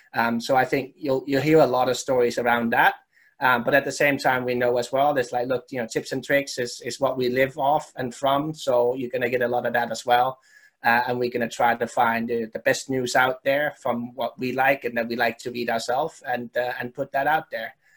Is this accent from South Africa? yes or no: no; Denmark; when I was growing up in Denmark